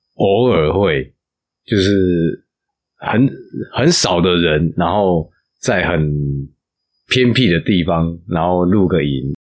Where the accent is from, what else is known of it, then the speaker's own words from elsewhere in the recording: Taichung, Taiwan; moved away as an adult; also born or lived in Taipei; now in Taitung, Taiwan; 我是台中人